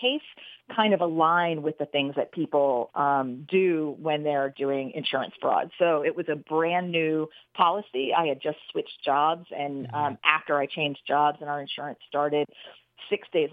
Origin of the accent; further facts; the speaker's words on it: Troy, New York, United States; my hometown of Troy, New York